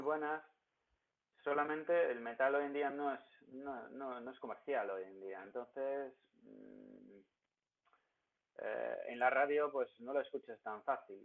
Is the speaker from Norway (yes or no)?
no; Ermelo, Gelderland, Netherlands; moved away; soy de un pueblo de Hermelo que en los Países Bajos